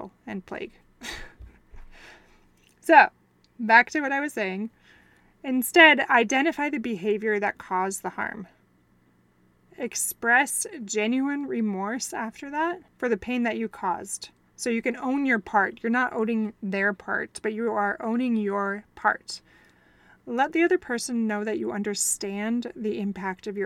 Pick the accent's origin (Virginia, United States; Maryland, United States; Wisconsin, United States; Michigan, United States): Wisconsin, United States; moved away; I'm from Wisconsin